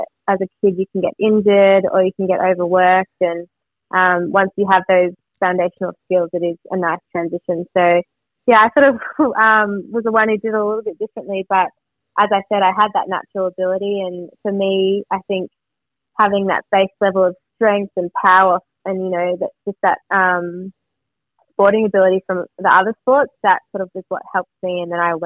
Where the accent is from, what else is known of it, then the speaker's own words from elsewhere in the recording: Melbourne, Victoria, Australia; I grew up in Vermont